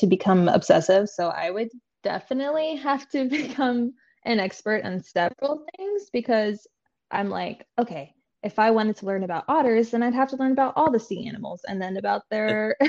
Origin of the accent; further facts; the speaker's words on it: New York, United States; Cheesy pizza, and it might be because I'm from New York, but I don't know.